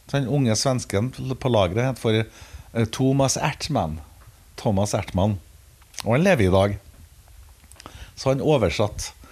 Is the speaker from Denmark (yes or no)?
yes; Denmark; Nummer tre var … sjøl om jeg er dansk.